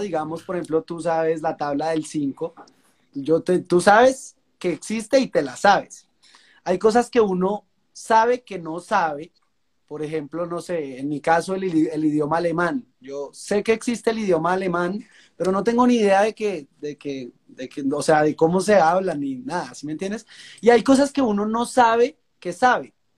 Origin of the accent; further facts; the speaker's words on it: La Calera, Cundinamarca, Colombia; de Colombia, de La Calera, Cundinamarca, un municipio que queda pues bien cerca a la capital, a Bogotá